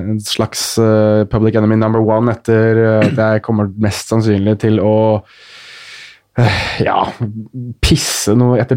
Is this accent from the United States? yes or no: no; Morocco; folk spør hvor er du fra, og så svarer jeg marokkaner, og da tror alle at jeg egentlig har sagt meksikaner.